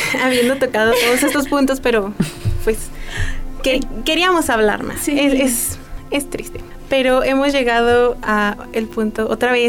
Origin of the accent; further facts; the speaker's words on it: Mexico; Nosotros como mexicanos